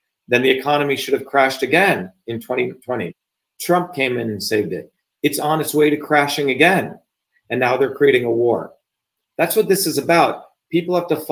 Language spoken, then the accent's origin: English; India; now in United States; as an Indian